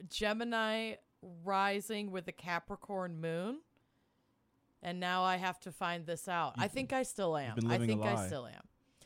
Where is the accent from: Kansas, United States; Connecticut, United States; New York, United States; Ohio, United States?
Connecticut, United States; Hartford; I was born in Hartford, Connecticut. At 10:09 a.m. on September 30th, 10:09 p.m.